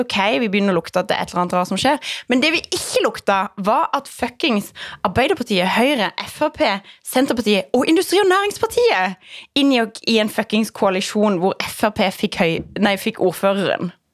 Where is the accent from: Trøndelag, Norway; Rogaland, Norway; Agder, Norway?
Agder, Norway; Lindesnes; jeg er fra Lindesnes